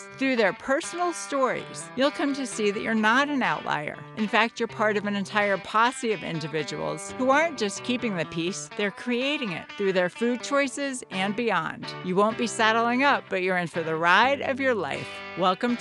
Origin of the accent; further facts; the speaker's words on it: New York, United States; moved away; also born or lived in Boston; I grew up in New York State